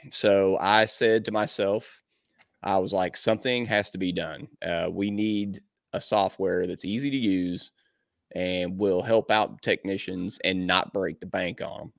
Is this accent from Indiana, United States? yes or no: yes; Southern Indiana, United States; this is my hometown, man, I'm from here, everybody knows me